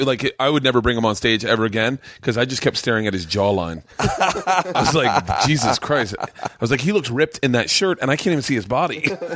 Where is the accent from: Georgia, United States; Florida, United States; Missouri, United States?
Florida, United States; Tampa; I grew up in Tampa